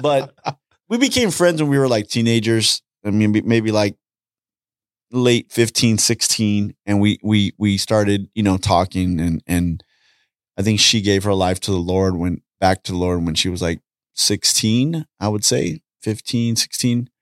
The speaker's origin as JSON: {"language": "English", "town": "Los Angeles", "region": "California", "country": "United States", "tie": "born or raised there", "said": "I grew up in Southeast L A."}